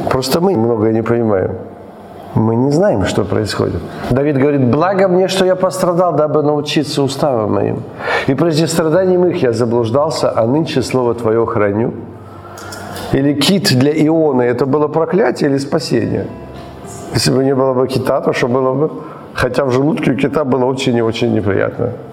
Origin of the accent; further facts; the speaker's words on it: Ukraine; мы родились в Украине